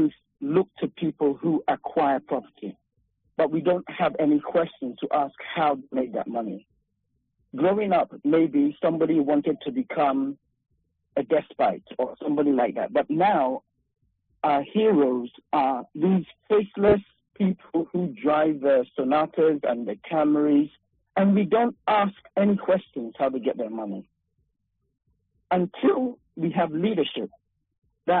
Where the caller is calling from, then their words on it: Sacramento, California, United States; I'm calling from Sacramento